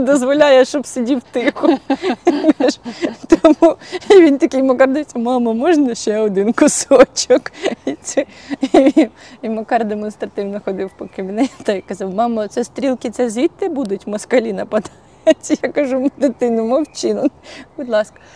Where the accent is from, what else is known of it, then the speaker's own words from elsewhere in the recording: Hutsulshchyna, Ukraine; Хоч я і гуцулка